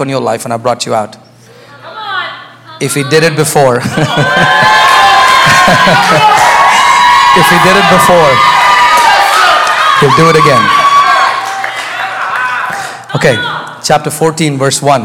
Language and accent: English; India; moved away; I was raised in India